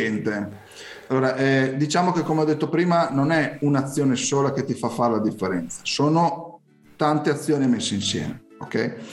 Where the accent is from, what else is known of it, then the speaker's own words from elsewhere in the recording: Emilia-Romagna, Italy; io sono emiliano